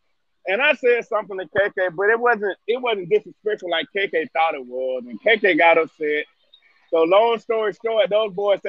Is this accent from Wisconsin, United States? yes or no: no; Mobile, Alabama, United States; cause I'm from Mobile, Murph from Bruton, we ain't that far from each other.